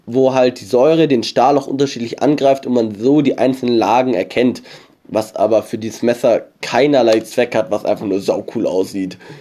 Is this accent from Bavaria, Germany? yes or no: yes; near Starnberg, Bavaria, Germany; ich komme aus der Nähe von Starnberg und nicht aus Starnberg. Ich, ich wohne zwar im Landkreis Starnberg